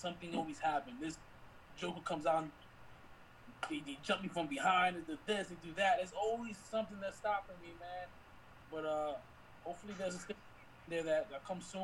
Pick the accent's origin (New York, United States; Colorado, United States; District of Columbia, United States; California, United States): New York, United States; now in Texas, United States; growing up in New York.